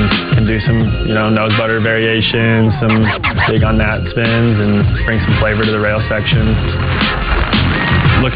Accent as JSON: {"language": "English", "town": "Park City", "region": "Utah", "country": "United States", "said": "I'm from Park City, Utah, and I'm a professional free skier"}